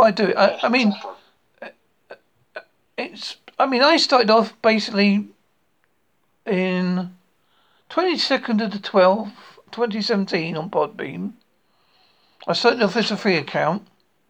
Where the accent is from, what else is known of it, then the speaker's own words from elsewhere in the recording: United Kingdom; I'm British